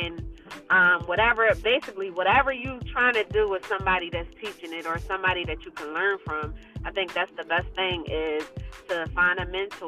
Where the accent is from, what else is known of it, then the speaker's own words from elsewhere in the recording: Philadelphia, Pennsylvania, United States; I'm from Philadelphia. I'm born and raised in Philadelphia